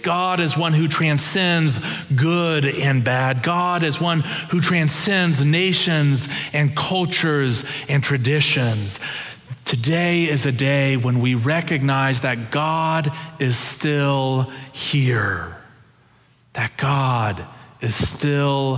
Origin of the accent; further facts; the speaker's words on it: Ohio, United States; I'm from Ohio